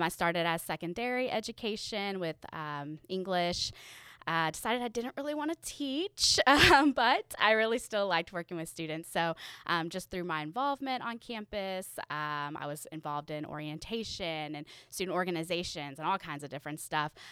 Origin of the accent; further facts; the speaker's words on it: Louisville, Kentucky, United States; I'm from Louisville, uh, Kentucky